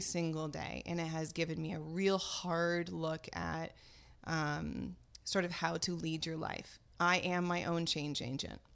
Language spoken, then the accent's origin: English; France; moved away as an adult; also born or lived in Paris suburbs / New York City; now in United States; was born and raised in France. I came to the United States in nineteen ninety-three.